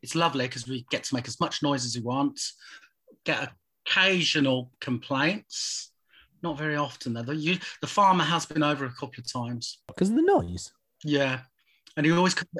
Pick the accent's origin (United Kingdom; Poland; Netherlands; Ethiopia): United Kingdom; Birmingham, West Midlands; I did grow up in a musical household. I was born in Birmingham